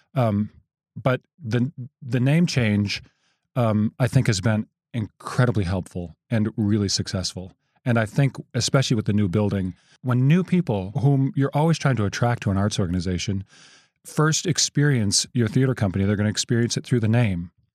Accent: rural Wisconsin outside of Madison, United States; also born or lived in South Dakota / Florida / New York City; we moved to rural Wisconsin outside of Madison, and that's where I spent my boyhood

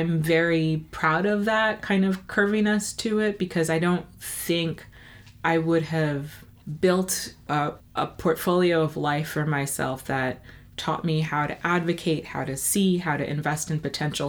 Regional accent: New York City, New York, United States; I grew up in New York, in Brooklyn to be exact, the best borough of the city

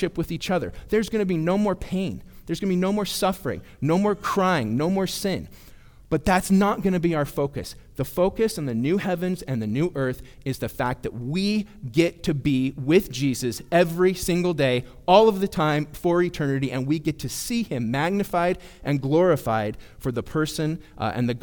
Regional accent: Bay Area, California, United States; moved away; We're from the Bay Area

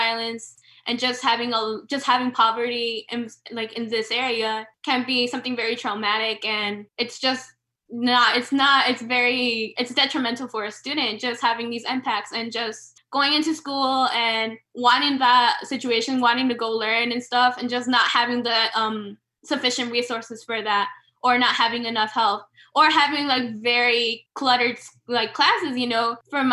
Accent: Chicago, Illinois, United States; growing up in Little Village

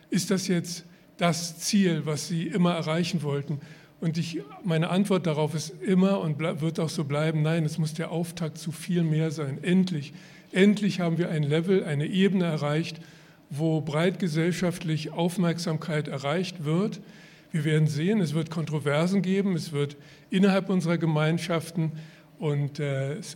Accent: Berlin, Germany; moved away as an adult; ich bin ja geborener Berliner, ich kann auch noch Berlinern, aber das mache ich jetzt nicht. Ähm, und bin mit 18 Jahren weggegangen

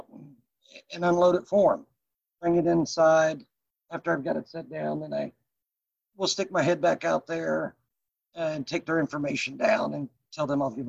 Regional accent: Sedalia, Missouri, United States; also born or lived in Kansas City; from Sedalia. I went to high school and everything here.

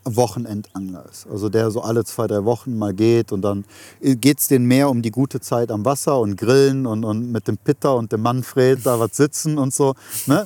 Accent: Germany; meinem Heimatland

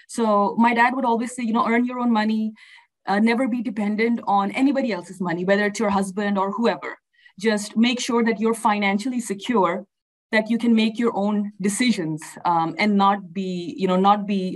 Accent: Pakistan; moved away as an adult; also born or lived in Sharjah, United Arab Emirates / Oklahoma City, United States; now in Houston, United States; I was born in Pakistan. Both of my parents and my parents' families, you know, are from Pakistan. So I, you know, grew up there

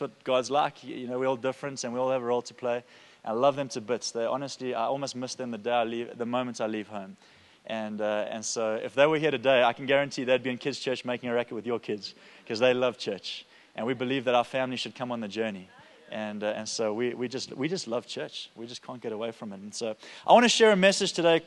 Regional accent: Durban, KwaZulu-Natal, South Africa; I'm from Durban

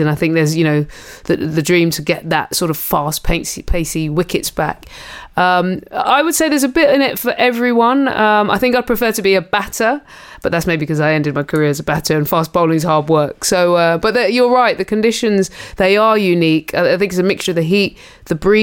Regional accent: England, United Kingdom; I come from Jamaican heritage because of my mum, even though I was, you know, born and bred in England

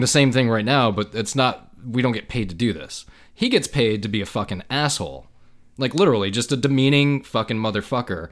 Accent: United States; an American, 'cause this is where I live in the United States

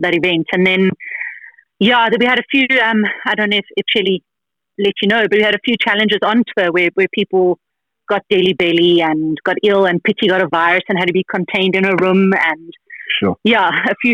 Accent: South Africa; we're South African

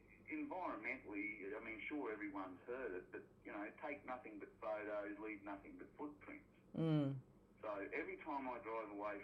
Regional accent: Miles, Queensland, Australia; I ended back up down in my hometown of Miles in southwest Queensland, lovely little spot

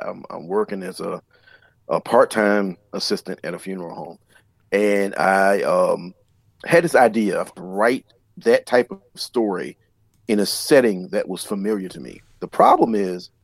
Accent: Southeastern Virginia, United States; I grew up in Southern Virginia, Southeastern Virginia, and near the Chesapeake Bay.

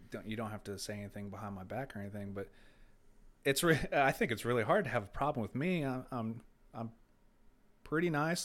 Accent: Brownsburg, Indiana, United States; also born or lived in Carmel, Indiana; I was born and raised in Carmel and, uh, Clay Terrace area, and I moved to Brownsburg in ninety-five

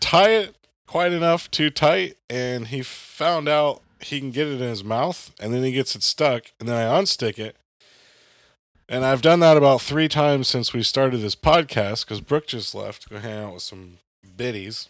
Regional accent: the South, United States; also born or lived in the North; now in Southern Illinois, United States; I'm from the South

